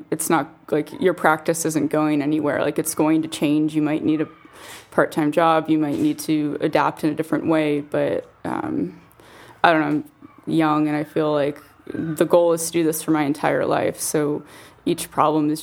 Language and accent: English; United States; moved away as an adult; also born or lived in San Francisco; now in London, United Kingdom; I'm American